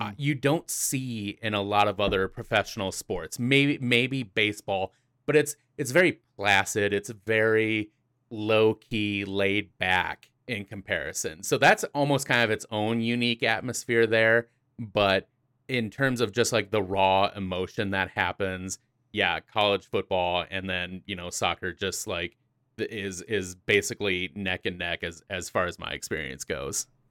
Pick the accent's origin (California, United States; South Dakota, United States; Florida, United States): South Dakota, United States; I am from the Mount Rushmore state of South Dakota.